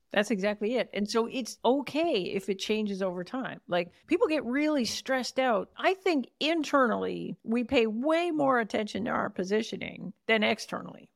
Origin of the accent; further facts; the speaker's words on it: Canada; accent: Canadian; my prime Canadian accent